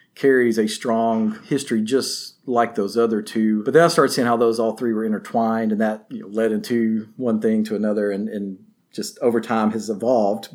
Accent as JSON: {"language": "English", "region": "Northwest Tennessee", "country": "United States", "tie": "born or raised there", "lives_now": "Memphis, United States", "said": "I grew up in Northwest Tennessee"}